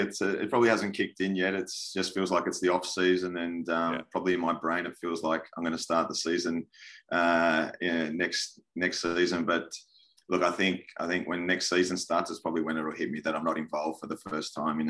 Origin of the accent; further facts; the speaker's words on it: Sydney, New South Wales, Australia; coming from an Italian background as well, my dad's Italian, so I loved it. I loved it, and growing up in Sydney